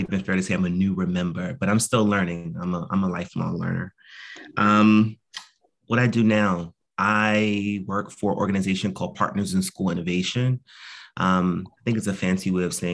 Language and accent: English; Northern New Jersey, United States; now in Philadelphia, United States; I'm originally from Northern New Jersey, but I've lived in quite a few different places. I've been in Philly for 12 years now.